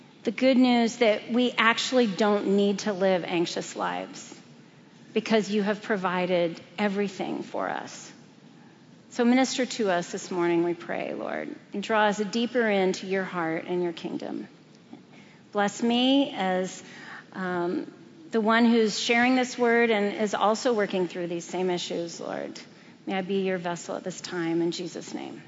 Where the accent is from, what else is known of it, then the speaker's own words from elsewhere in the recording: Brazil; moved away; Growing up in Brazil, I was aware of the principalities of darkness that contend for that country.